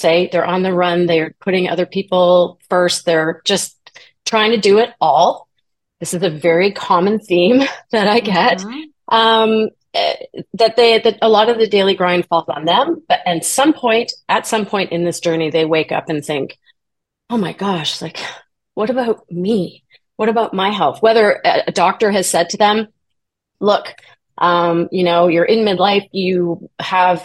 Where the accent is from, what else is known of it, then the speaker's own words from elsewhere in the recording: Toronto, Ontario, Canada; I am from Toronto, Canada.